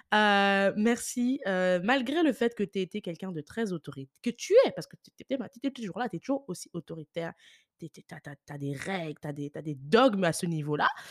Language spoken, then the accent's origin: French; France; now in Ireland; je suis née en France